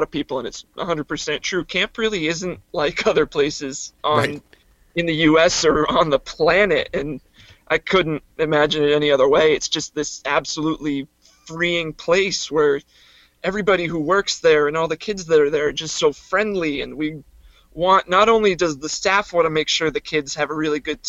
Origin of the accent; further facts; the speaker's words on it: Sandwich, Massachusetts, United States; my hometown, which is Sandwich, Massachusetts on Cape Cod